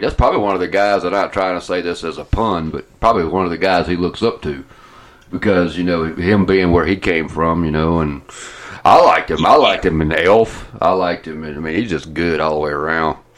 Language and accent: English; Atlanta, Georgia, United States; now in Ohio, United States; I'm from Atlanta, because, of course, they recognize my accent